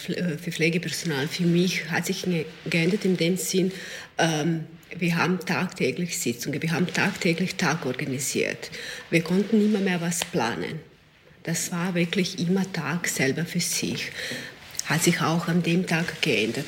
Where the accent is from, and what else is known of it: Serbia; German is a second language; now in Klosterneuburg, Austria